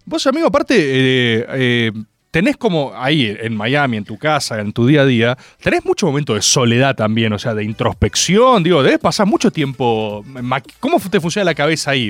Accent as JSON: {"language": "Spanish", "country": "Argentina", "said": "como argentinos"}